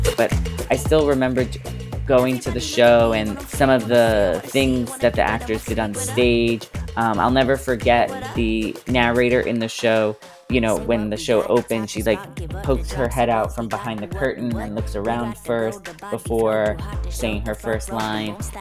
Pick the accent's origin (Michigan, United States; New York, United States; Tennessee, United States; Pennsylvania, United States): New York, United States; Long Island; also born or lived in Queens, New York / Boston, Massachusetts / Manhattan, New York; I was born in Queens, but, uh, moved to Long Island when I was one years old. So basically, I consider myself a Long Islander. I grew up on Long Island